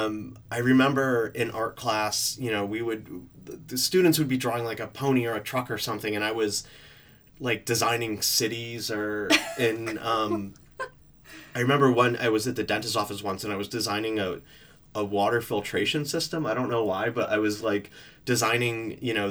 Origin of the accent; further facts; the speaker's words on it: Middlebury, Connecticut, United States; moved away as an adult; also born or lived in New York / Providence / San Francisco; now in London, United Kingdom; I grew up in this small town outside of New York called Middlebury, Connecticut.